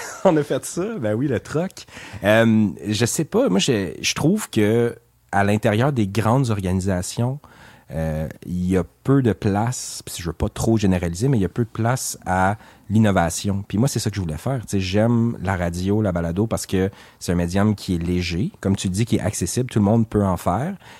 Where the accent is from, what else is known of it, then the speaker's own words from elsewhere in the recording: Gatineau, Quebec, Canada; also born or lived in Montreal / Aylmer; je suis natif de Hull, du plateau de la capitale, 1988